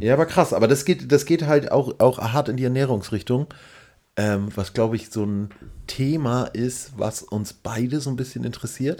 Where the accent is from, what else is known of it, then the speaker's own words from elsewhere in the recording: Northern Germany, Germany; wir als Norddeutsche neigen natürlich total dazu, irgendwie rumzunuscheln